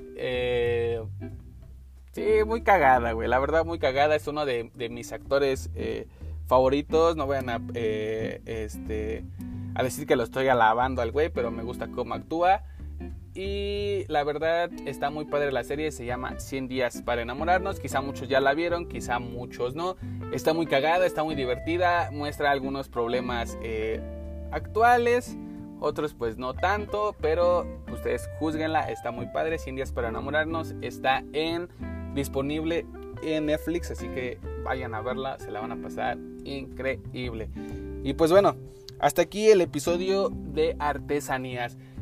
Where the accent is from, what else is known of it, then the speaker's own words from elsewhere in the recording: Mexico; como mexicanos tenemos